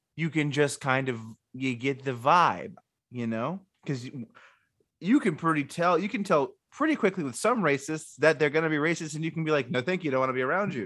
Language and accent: English; the South, United States; I'm from the South